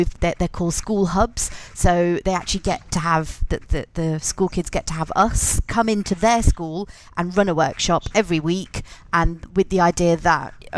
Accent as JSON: {"language": "English", "town": "Leicester", "region": "East Midlands", "country": "United Kingdom", "moved": "as an adult", "said": "I live in Leicester again. I'm from Leicester originally, but I'm back here now."}